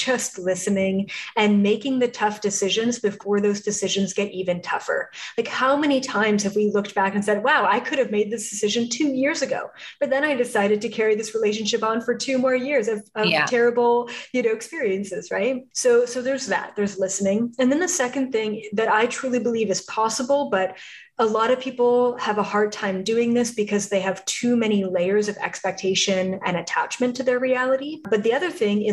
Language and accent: English; Canada; moved away as an adult; now in Los Angeles, United States; I was from Canada